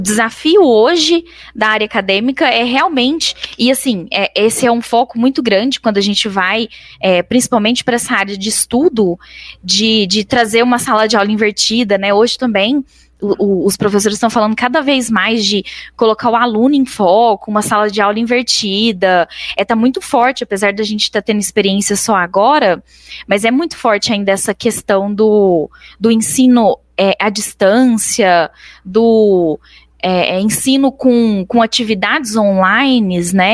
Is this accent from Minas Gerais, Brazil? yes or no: yes; Araguari, Minas Gerais, Brazil; also born or lived in Canada; nasci em Araguari